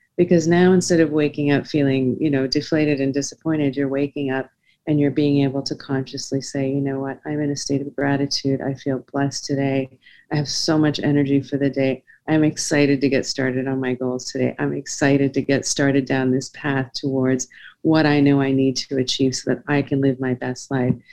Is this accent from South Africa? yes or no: yes; South Africa; I was born in South Africa during a, a, very turbulent time during apartheid.